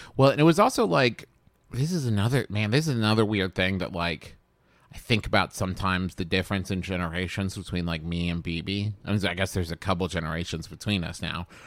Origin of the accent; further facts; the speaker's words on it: Huntington, West Virginia, United States; growing up in the Huntington, um, the Cabell County Library in Huntington